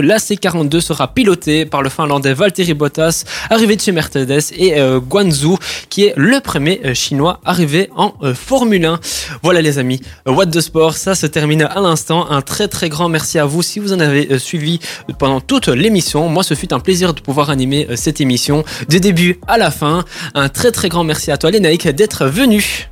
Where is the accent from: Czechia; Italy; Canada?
Italy; je suis italien